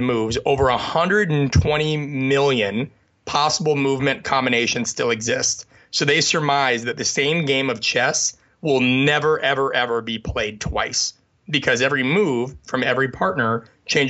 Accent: the Midwest of the United States, United States; I grew up in the Midwest of the United States

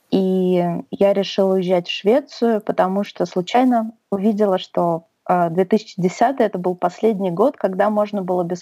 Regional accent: Saint Petersburg, Russia; now in Sweden; Я переехала в 2010 году. Наверное, стоит сказать, что я из Петербурга.

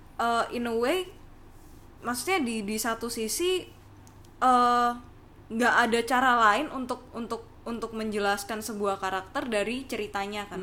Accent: Surabaya, East Java, Indonesia; aku kan asal dari Surabaya

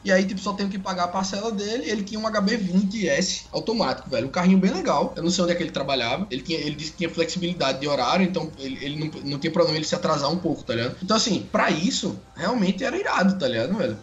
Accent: Alagoas, Brazil; moved away as an adult; also born or lived in Rio de Janeiro; Sou alagoano

